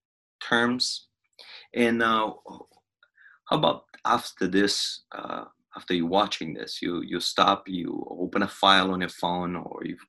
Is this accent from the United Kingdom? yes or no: no; Romania; I'm from Romania.